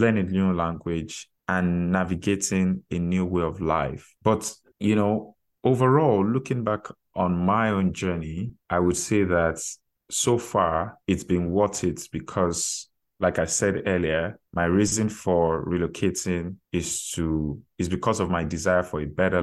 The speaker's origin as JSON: {"language": "English", "country": "Nigeria", "moved": "as an adult", "lives_now": "Canada", "said": "I'm originally from Nigeria, and I moved to Canada about 10 years ago as an international student."}